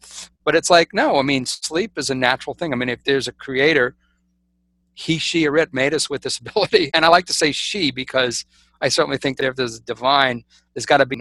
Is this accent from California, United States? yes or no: no; South Louisiana, United States; I'm really the black sheep of the family because in South Louisiana, I'm supposed to be, you know, living in a house, working in the family business